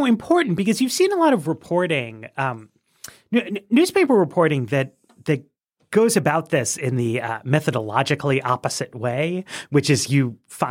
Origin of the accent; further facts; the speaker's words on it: Manhattan, New York, United States; because I grew up in Manhattan, so that's where I know a lot of people.